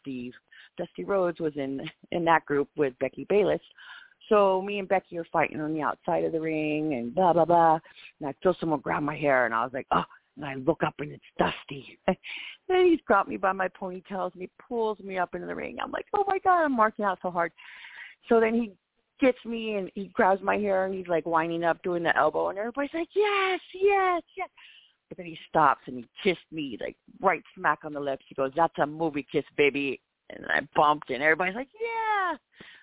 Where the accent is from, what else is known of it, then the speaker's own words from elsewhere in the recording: Texas, United States; I'm from Texas.